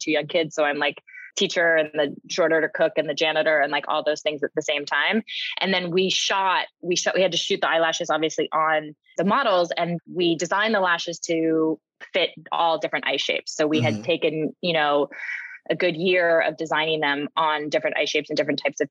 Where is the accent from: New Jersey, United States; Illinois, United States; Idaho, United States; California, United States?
California, United States; San Francisco; moved away; I grew up in San Francisco